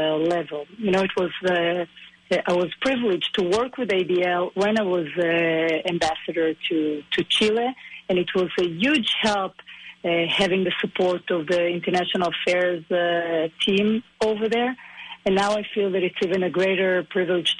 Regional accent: a kibbutz in the Galilee, Northern District, Israel; also born or lived in Buenos Aires, Argentina; I grew up in a kibbutz in the Galil.

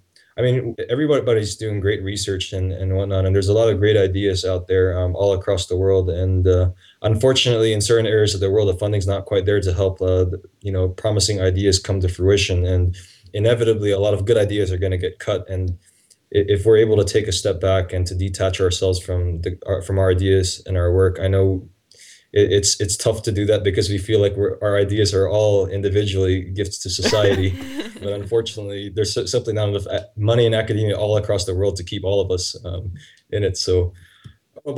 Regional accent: Taiwan; also born or lived in Nashville, Tennessee, United States; now in Lausanne, Switzerland; I'm actually from Taiwan.

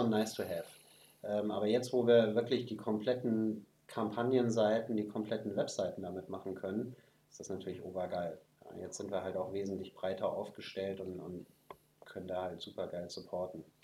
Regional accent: Germany; bei uns in Deutschland

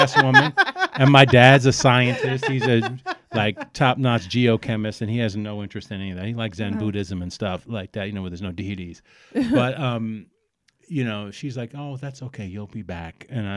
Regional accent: New York City, New York, United States; born or raised there; also born or lived in Alphabet City, Lower East Side, New York / Brooklyn

